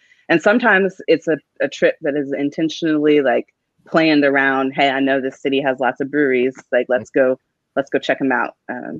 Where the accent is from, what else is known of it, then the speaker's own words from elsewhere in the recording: Frederick, Maryland, United States; shout out my hometown.